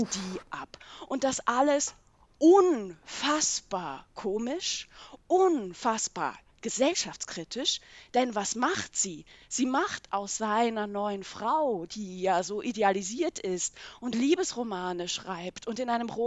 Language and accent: German; Switzerland; Schweizer Sozialisation in den 1980er Jahren aufgewachsen.